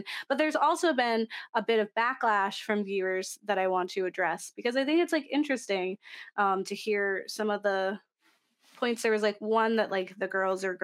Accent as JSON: {"language": "English", "country": "Canada", "said": "I'm not Asian, although I am Canadian"}